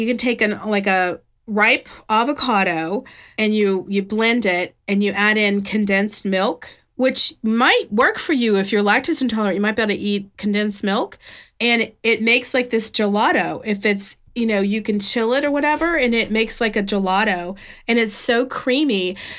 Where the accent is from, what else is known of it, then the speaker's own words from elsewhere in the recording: West Virginia, United States; I moved from West Virginia to Alabama, which was a culture shock. I thought I was from the South until I lived in Alabama.